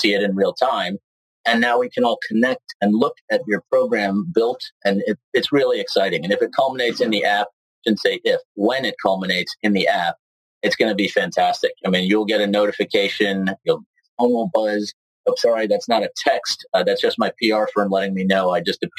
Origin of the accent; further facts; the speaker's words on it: New York City, New York, United States; moved away as an adult; also born or lived in Ridgewood, New Jersey, United States; now in Southern California, United States; I was born in Manhattan and raised in Manhattan until I was 12. My parents dragged me across the Hudson in North Jersey, where I grew up, went to Ridgewood High School in New Jersey.